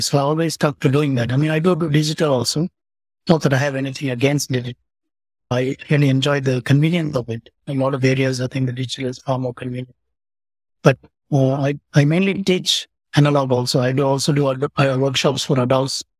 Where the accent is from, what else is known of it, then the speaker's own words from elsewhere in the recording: Pondicherry, Puducherry, India; also born or lived in Coonoor, Tamil Nadu; I grew up in Pondicherry